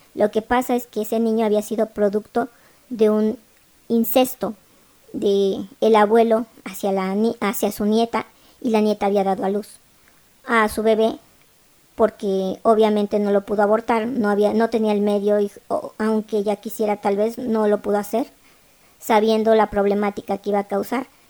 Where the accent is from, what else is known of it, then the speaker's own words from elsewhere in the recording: Mexico; somos mexicanos todos